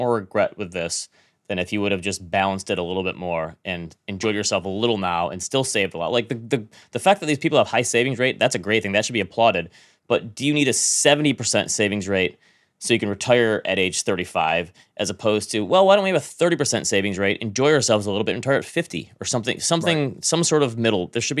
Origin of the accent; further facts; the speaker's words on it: Midwest, United States; I'm from the Midwest. I bite my tongue and don't say anything.